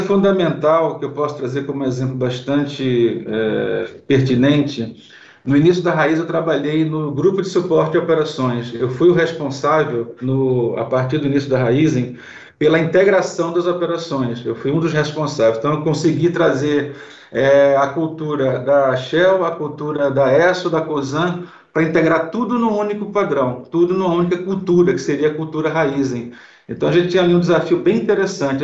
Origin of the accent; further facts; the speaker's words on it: Recife, Pernambuco, Brazil; sou de Recife